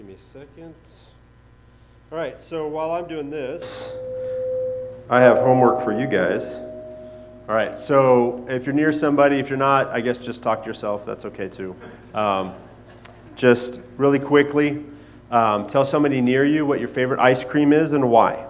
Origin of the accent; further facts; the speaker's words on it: Xalapa, Veracruz, Mexico; But growing up in Mexico, I lived in Jalapa, Veracruz, which is where the word jalapeno peppers comes from